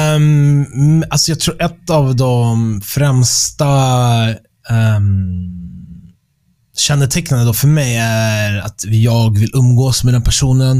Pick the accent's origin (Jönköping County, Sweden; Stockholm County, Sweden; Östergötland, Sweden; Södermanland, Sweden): Stockholm County, Sweden; Stockholm; moved away as an adult; also born or lived in London; jag är född och uppväxt i Stockholm